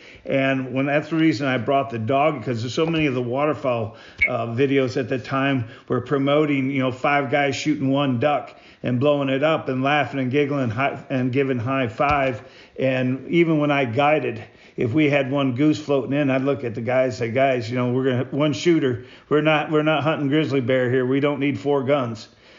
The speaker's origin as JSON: {"language": "English", "region": "Michigan", "country": "United States", "said": "I came from Michigan, and Michigan, it was so tough."}